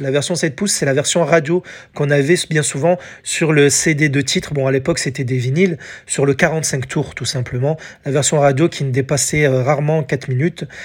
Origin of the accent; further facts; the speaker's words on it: France; en France, chez nous